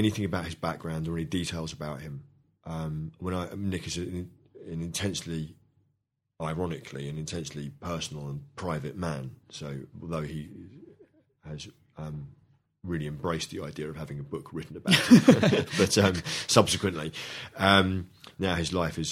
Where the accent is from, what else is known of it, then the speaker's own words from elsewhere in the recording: London, United Kingdom; when I was brought up in London in the 70s